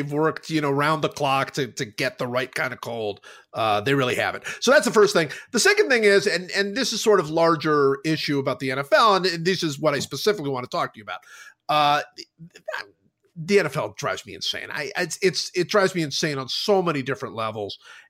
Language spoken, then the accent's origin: English; Cleveland, Ohio, United States; I grew up in Cleveland, so I grew up in cold. I grew up in snow.